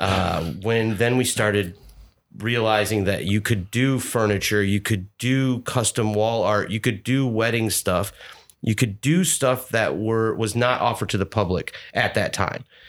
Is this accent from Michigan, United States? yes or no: yes; Birch Run, Michigan, United States; moved away as an adult; now in Louisville, United States; I grew up in Birch Run, Michigan, which is an hour and a half north of Detroit